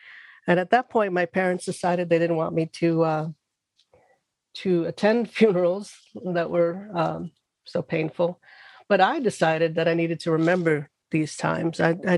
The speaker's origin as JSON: {"language": "English", "town": "New York City", "region": "New York", "country": "United States", "tie": "born or raised there", "lives_now": "Irvington, United States", "said": "I grew up in the South Bronx"}